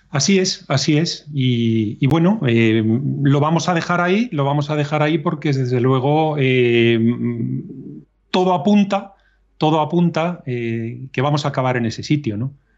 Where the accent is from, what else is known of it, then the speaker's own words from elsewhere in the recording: Spain; nosotros como españoles